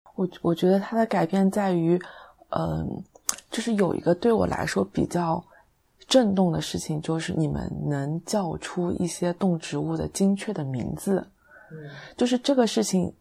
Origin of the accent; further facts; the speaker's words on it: Taizhou, Zhejiang, China; 我就是台州的其他一些区